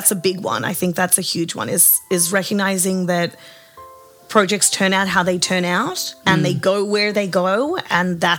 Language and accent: English; Sydney, New South Wales, Australia; moved away as an adult; now in United States; So basically, I'm from Southwest Sydney